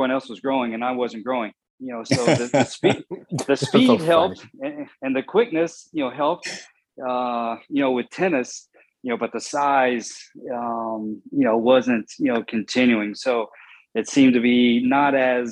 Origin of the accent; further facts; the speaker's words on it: Bristol, Virginia, United States; I grew up in Bristol, Virginia, which is in the southwest corner